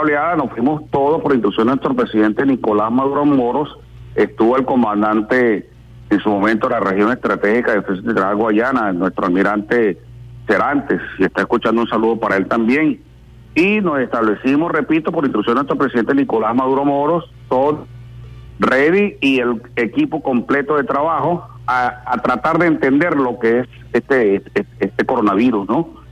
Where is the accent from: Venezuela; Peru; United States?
Venezuela; como venezolano